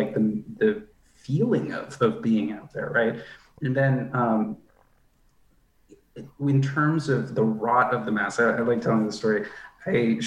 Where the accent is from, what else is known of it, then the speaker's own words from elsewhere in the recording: United States; my experiences as an Indian American person and a predominantly sort of white suburb that I grew up